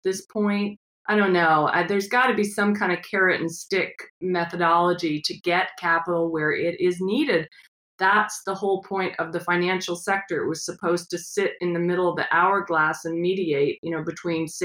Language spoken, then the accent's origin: English; Midwest, United States; I grew up in the Midwest